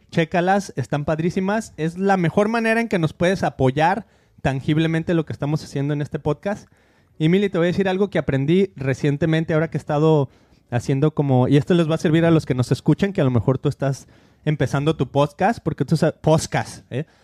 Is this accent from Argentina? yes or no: yes; Argentina; Yo te diré que yo que soy de Argentina